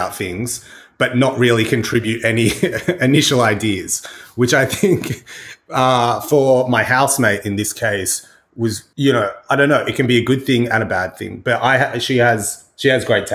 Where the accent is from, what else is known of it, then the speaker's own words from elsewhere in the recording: Australia; Growing up in Australia